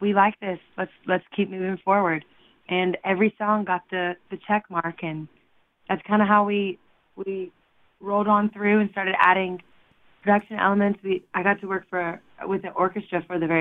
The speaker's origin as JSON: {"language": "English", "region": "Louisiana", "country": "United States", "said": "where I'm from Louisiana, and we have nothing but ruckus."}